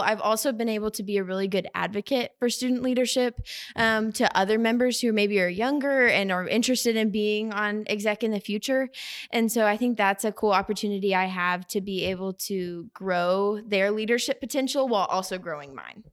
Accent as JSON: {"language": "English", "town": "Edmond", "region": "Oklahoma", "country": "United States", "said": "I'm from Edmond, Oklahoma"}